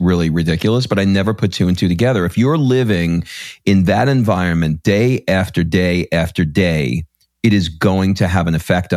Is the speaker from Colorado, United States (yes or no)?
no; New York City, New York, United States; I grew up in New York. I grew up in Queens.